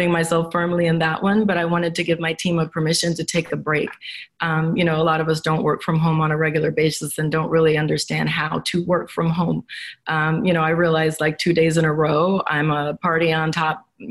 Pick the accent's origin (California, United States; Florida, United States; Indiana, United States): California, United States; Los Angeles; I come from Los Angeles. A lot of my friends are waiters